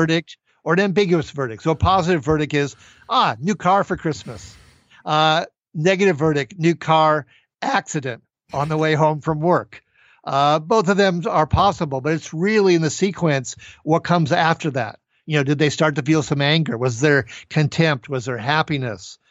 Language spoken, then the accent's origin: English; Minnesota, United States; my home state of Minnesota